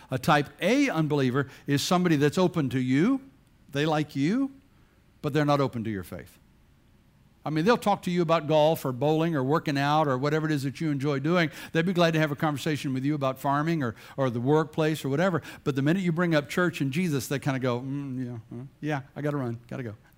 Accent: Bladenboro, North Carolina, United States; moved away; also born or lived in Chesapeake, Virginia; I grew up in Bladenboro, North Carolina, which is a town smaller than way smaller than this church

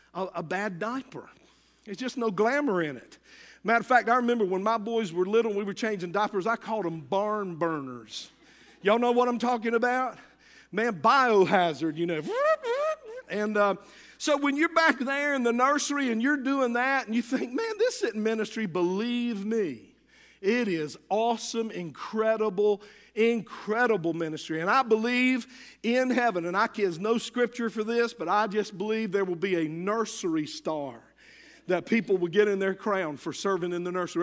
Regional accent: United States

